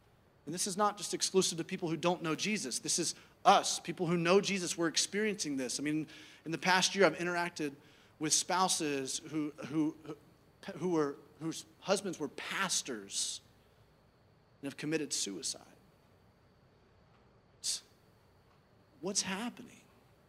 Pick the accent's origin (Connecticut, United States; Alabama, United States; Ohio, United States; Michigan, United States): Alabama, United States; Birmingham; I grew up in Birmingham, Alabama